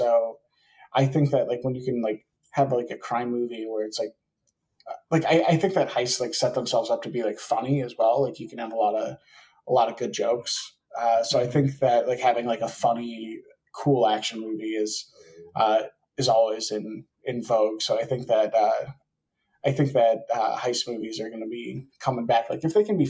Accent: Wisconsin, United States; moved away; I'm from Wisconsin originally

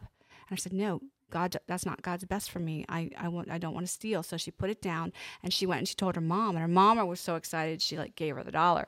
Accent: Pennsylvania, United States; I'm from Pennsylvania

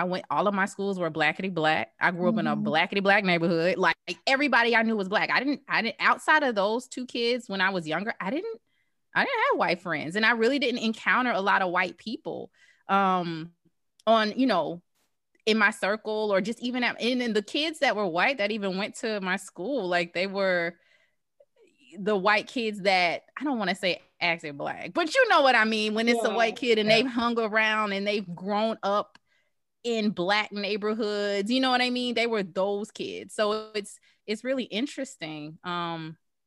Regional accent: the South, United States; I, like you, I grew up in the South.

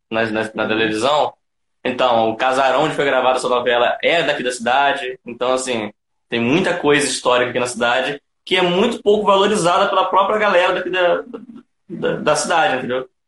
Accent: Campos dos Goytacazes, Rio de Janeiro, Brazil; Eu sou de Campos dos Goitacazes, interior do estado do Rio de Janeiro.

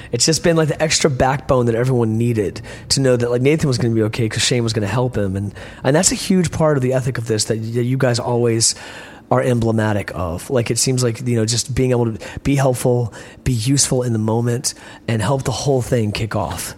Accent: Richmond, Virginia, United States; growing up in Richmond and having these beautiful charismatic friends

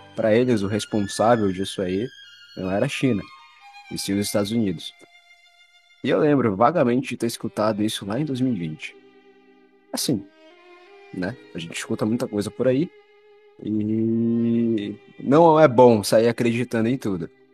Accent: Brazil; a gente é brasileiro

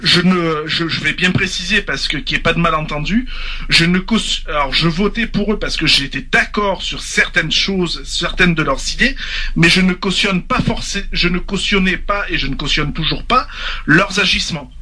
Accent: France; je suis un Français, je défends mon pays, j'aime mon pays

